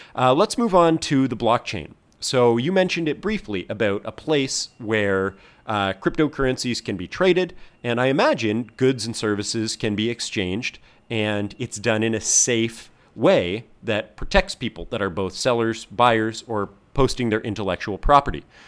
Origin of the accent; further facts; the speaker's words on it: Canada; now in Hong Kong; I am Canadian, but I'm living in Hong Kong